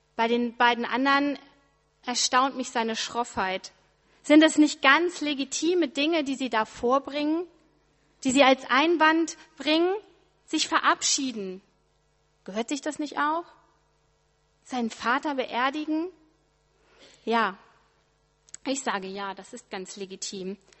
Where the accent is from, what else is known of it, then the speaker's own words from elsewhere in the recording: Ritterhude, Lower Saxony, Germany; moved away; meinem Heimat-E C in Ritterhude